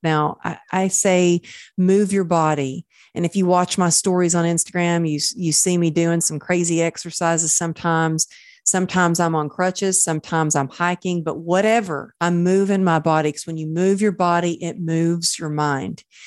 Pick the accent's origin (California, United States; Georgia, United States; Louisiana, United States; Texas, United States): Texas, United States; Dallas; now in Los Angeles, United States; We're moving near my hometown back in Dallas